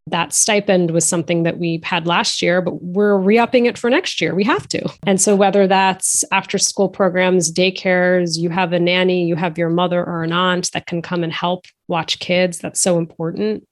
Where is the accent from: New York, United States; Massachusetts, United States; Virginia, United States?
Massachusetts, United States; outside of Boston; My younger brother and I were raised outside of Boston.